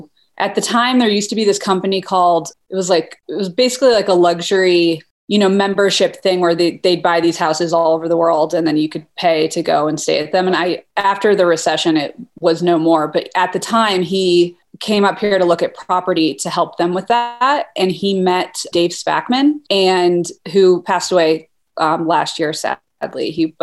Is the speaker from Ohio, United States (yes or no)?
yes; Toledo, Ohio, United States; moved away as an adult; also born or lived in Boulder, Colorado / New York City; now in Jackson, United States; So I grew up in Ohio. I'm from Toledo, Ohio. And I went to University of Colorado in Boulder for undergrad.